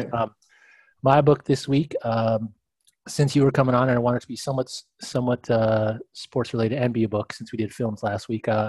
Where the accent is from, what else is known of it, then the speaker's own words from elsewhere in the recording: Los Angeles, California, United States; also born or lived in Portland / San Francisco; I grew up in LA in the 80s and 90s, and I was a Laker fan